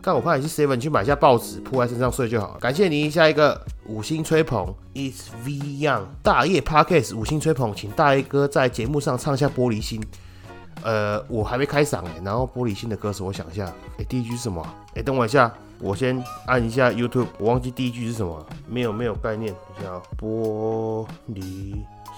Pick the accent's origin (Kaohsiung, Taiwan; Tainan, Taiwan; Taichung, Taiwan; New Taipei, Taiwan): Taichung, Taiwan; 我们台中人